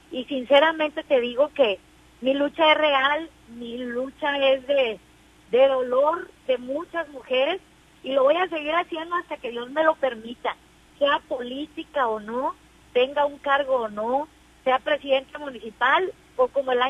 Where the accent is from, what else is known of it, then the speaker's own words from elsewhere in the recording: Mexico; para nosotros como mexicanas llegamos tarde, pero también ya ya ya llegamos.